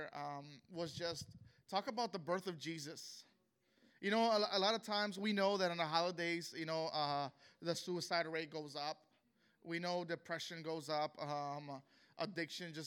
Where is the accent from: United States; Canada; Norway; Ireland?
United States; Chicago, Illinois; I was born and raised in Chicago, Illinois, and I'm of Mexican descent.